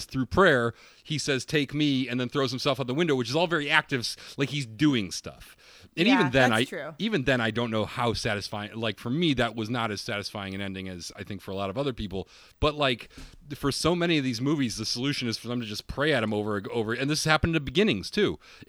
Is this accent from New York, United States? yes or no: yes; Utica, New York, United States; Well, I'm from Utica, and I've never heard of Steamed Hams.